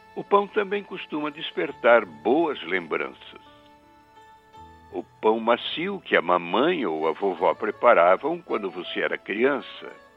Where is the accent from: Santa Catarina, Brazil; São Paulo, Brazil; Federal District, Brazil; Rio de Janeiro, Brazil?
Santa Catarina, Brazil; Luiz Alves; em Luiz Alves, minha terra natal